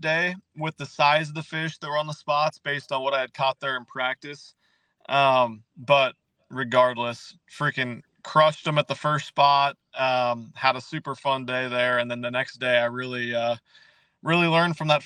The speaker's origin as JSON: {"language": "English", "region": "Nebraska", "country": "United States", "tie": "born or raised there", "moved": "as an adult", "lives_now": "Texas, United States", "said": "born and raised in Nebraska, lived there my whole life"}